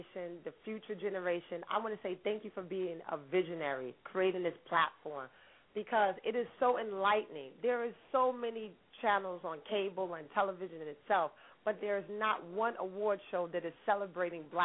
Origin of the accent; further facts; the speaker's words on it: New York City, New York, United States; Me being African American, born and raised in Harlem